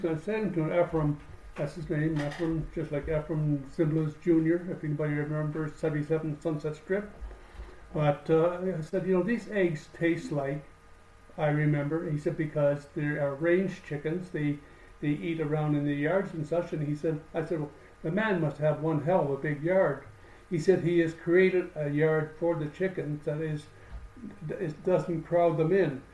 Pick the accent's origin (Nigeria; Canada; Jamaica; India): Canada; moved away; I'm a Canadian